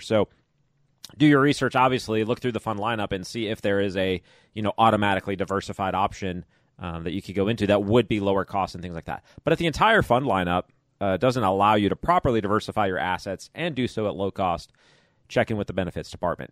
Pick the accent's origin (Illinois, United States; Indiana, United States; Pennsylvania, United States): Illinois, United States; Chicago; moved away; I grew up in Chicago area